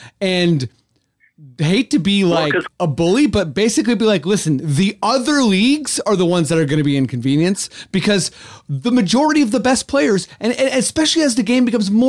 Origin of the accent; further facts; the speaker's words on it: Canada; trust me, I'm Canadian